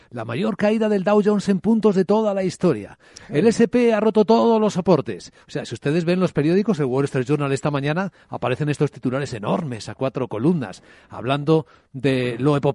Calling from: Valencia, Valencian Community, Spain; Soy de Valencia y mi pregunta para Alberto es

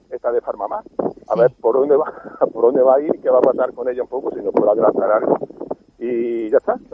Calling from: Zaragoza, Aragon, Spain; Eh, hola, buenos días Roberto … de Zaragoza.

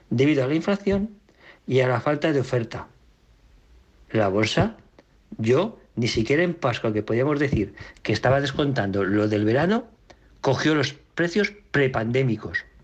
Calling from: Valencia, Valencian Community, Spain; de Valencia.

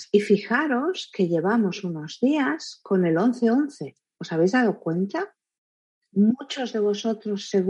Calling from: Paso Grande, Guanajuato, Mexico; soy de Paso Grande, Guanajuato, México

